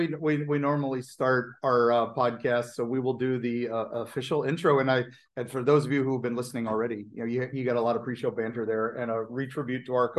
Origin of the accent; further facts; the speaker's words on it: West Virginia, United States; also born or lived in Kentucky / Ohio; but I'm originally from West Virginia, Kentucky, Ohio, and lived in Hollers.